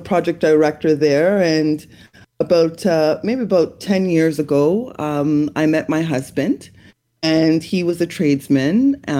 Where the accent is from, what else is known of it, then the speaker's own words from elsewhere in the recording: Toronto, Ontario, Canada; I'm in Toronto, Canada. I was born and raised here